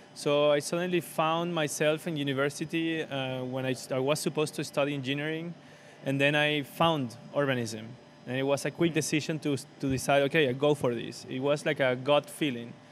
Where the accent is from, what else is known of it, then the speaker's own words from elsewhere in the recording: Venezuela; moved away as an adult; also born or lived in Caracas, Venezuela; now in Barcelona, Spain; I was born and raised in, in Venezuela. I was born in Caracas, but raised in a smaller city.